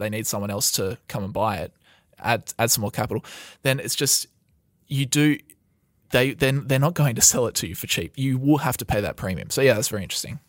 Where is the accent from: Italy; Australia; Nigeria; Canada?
Australia; We are from Australia